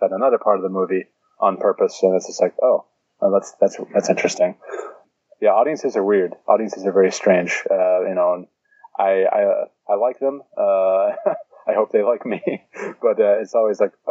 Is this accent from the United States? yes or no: yes; Pittsburgh, Pennsylvania, United States; Pittsburgh, which is my hometown. I was born and raised there.